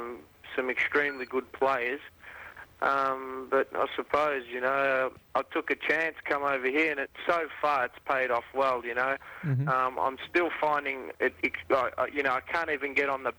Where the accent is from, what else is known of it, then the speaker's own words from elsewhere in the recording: Australia; moved away as an adult; now in Italy; here they're calling me the Ital-Australian